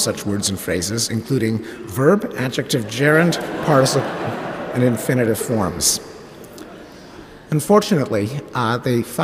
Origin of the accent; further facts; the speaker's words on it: Quebec, Canada; I grew up in Quebec, which at the time was a traditional Catholic society